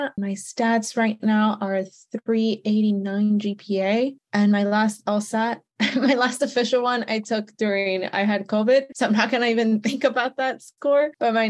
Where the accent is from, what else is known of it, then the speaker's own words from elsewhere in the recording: Texas, United States; I'm from Texas.